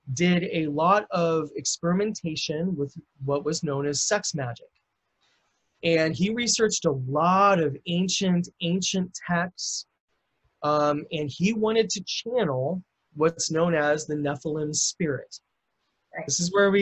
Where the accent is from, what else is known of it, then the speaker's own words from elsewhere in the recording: Lincoln, Nebraska, United States; moved away; I'm originally from Lincoln, Nebraska